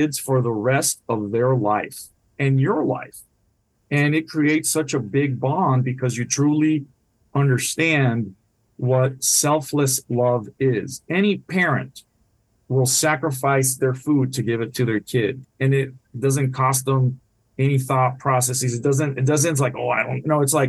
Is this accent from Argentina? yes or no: no; Puerto Rico; first language Spanish; English is a second language; also born or lived in Washington, D.C.; now in Jacksonville, United States; My first language is Spanish. I grew up in Puerto Rico.